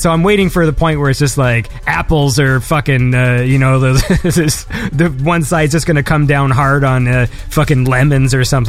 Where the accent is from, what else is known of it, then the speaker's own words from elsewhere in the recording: Canada; Mind you, I'm Canadian